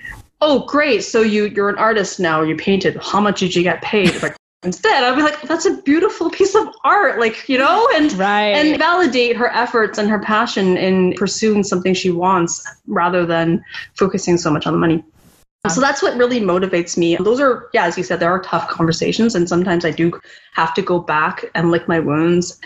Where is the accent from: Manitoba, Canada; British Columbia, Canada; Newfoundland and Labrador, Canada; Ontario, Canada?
British Columbia, Canada; Vancouver; my journey as a Chinese Canadian growing up in Vancouver.